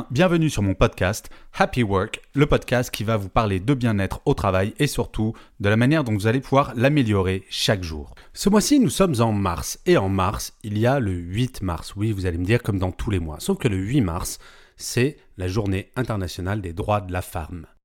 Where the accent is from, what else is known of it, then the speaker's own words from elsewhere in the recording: France; Ouf, je suis pas née en Corée, je suis française.